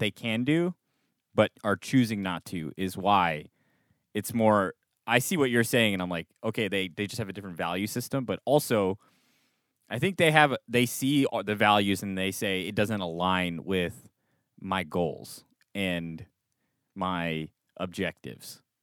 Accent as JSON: {"language": "English", "country": "United States", "said": "I'm an American"}